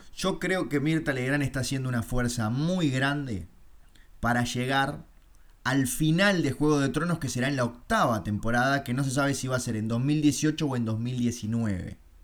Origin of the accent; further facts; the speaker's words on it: Uruguay; soy uruguayo